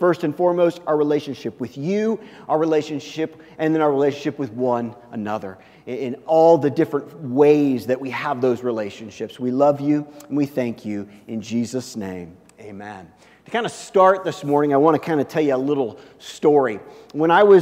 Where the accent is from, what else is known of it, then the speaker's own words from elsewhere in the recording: Kansas City, Missouri, United States; where I grew up in Kansas City